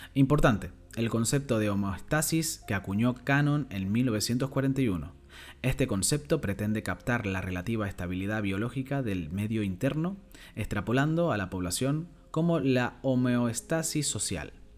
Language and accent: Spanish; Canary Islands, Spain; soy un canario cada vez más orgulloso